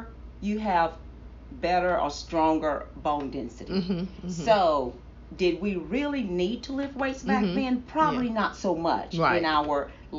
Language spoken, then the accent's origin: English; the South, United States; I grew up in the South.